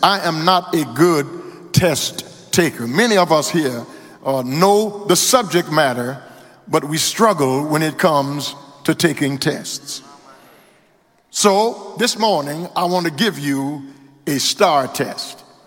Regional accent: Louisiana, United States; now in Houston, United States; My home state of Louisiana

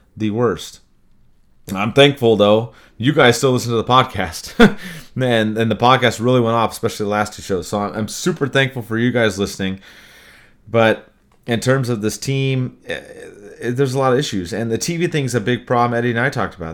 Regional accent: Anaheim, California, United States; having been born and raised in Anaheim and being a Ducks fan from the beginning

